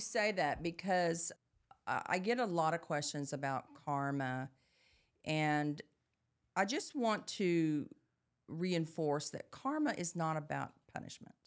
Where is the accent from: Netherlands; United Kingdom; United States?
United States; Dallas, Texas; growing up in Dallas